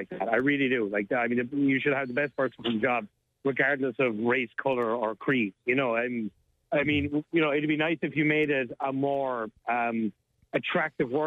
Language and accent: English; Ireland; I'm Irish, so I mean, being pale is in my DNA